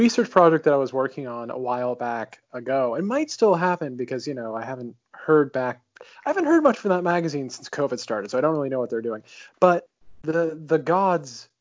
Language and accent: English; New England, United States; I'm from New England